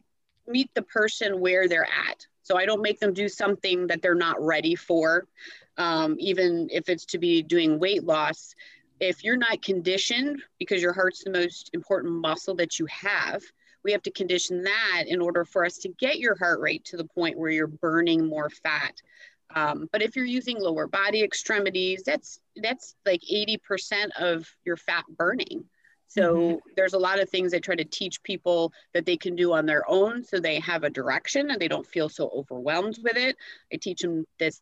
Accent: Milwaukee, Wisconsin, United States; moved away as an adult; also born or lived in Jackson / Tampa Bay, Florida; now in Dunedin, United States; I'm actually from Wisconsin originally. A lot of my family's still up there being very cold. But I kind of threw out when I was about 18, 19 years old

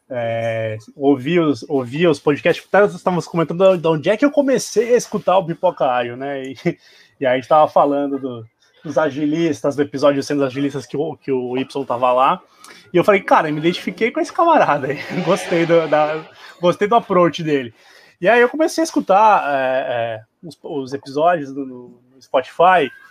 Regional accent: Porto Alegre, Rio Grande do Sul, Brazil; sou oriundo dos Pampas, né, sou, sou gaúcho, sou de, aqui de Porto Alegre

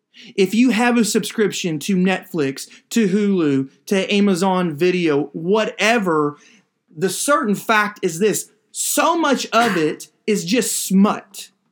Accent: Kentucky, United States; every once in a while, when I go up to my home state of Kentucky, especially in the wintertime, I look forward to cold weather.

